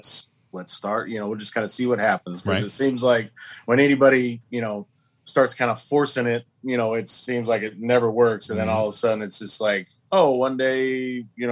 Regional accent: Oklahoma, United States; we're all from Oklahoma

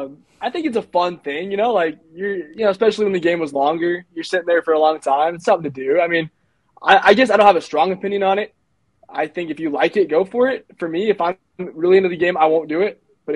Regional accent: Lake Arrowhead, California, United States; also born or lived in La Mirada; I'm from Lake Arrowhead.

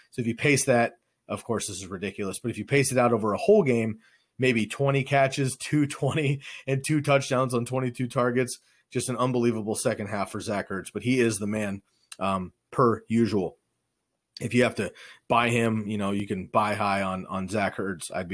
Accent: Bay Area, outside San Francisco, California, United States; myself, Daniel, and Curly, all grew up in the Bay Area. We grew up outside of San Francisco.

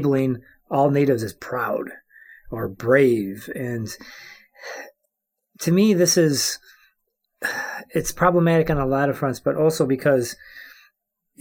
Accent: Cross Village, Michigan, United States; I am from the place of the Prayer Tree, a.k.a. Cross Village, Michigan

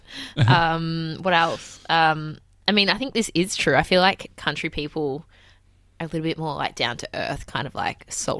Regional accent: Bendigo, Victoria, Australia; I'm from Bendigo.

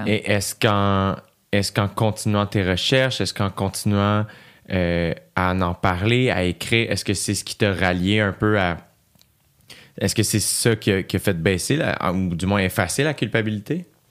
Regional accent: Quebec, Canada; on a grandi euh, au Québec

